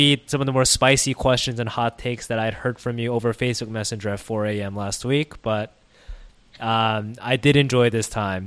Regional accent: United States; growing up in America

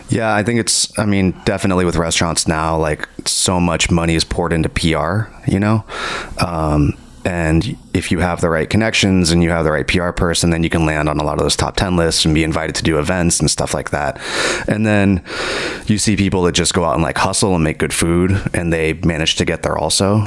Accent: California, United States; also born or lived in Virginia; We ended up moving to California when I was I don't know like eight or nine or something like that you know, I'm definitely California raised

